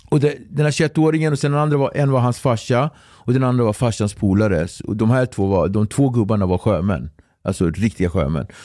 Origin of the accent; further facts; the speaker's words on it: Sweden; jag är från, från Sverige.